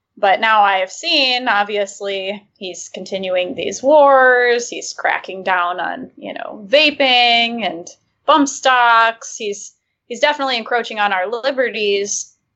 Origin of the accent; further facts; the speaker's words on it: Michigan, United States; I'm from Michigan